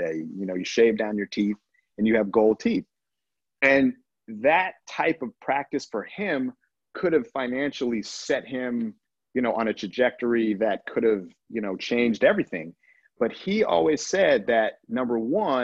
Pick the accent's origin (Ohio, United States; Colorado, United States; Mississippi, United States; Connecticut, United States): Colorado, United States; I'm from Colorado